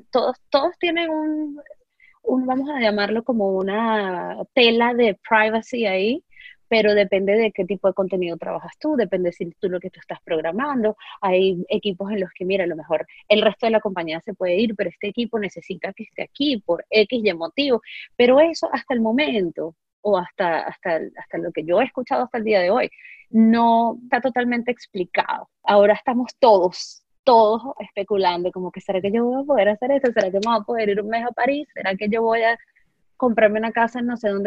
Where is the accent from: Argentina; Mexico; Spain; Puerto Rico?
Spain; moved away as an adult; now in United States; Yo vengo de, vengo de España, dejé a mí, por pensar en amigos que, que están acá, que son españoles, dejé a mi familia hace unos 5 o 6 años.